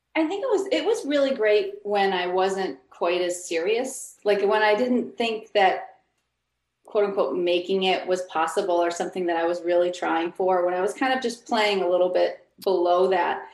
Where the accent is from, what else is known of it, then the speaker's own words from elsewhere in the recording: Buffalo, New York, United States; now in Los Angeles, United States; I grew up in Buffalo, New York.